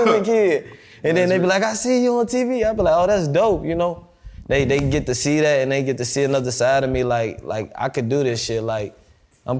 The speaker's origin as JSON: {"language": "English", "town": "Chicago", "region": "Illinois", "country": "United States", "tie": "born or raised there", "moved": "yes", "lives_now": "Dallas, United States", "said": "I'm from Chicago, I'm from the West Side. So, like, where I'm from, it's heavy violence."}